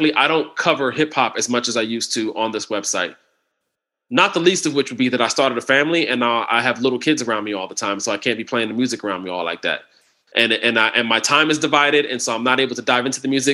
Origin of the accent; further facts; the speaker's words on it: Ohio, United States; I grew up in the Buckeye State.